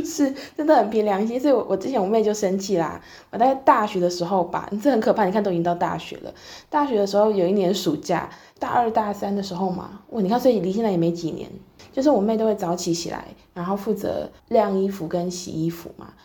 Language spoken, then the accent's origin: Chinese; southern Taiwan, Taiwan; moved away as an adult; 我是南部人